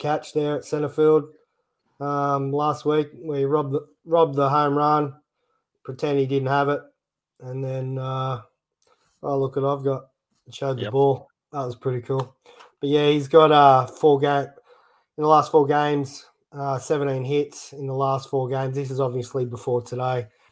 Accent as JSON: {"language": "English", "country": "Australia", "said": "us Aussies"}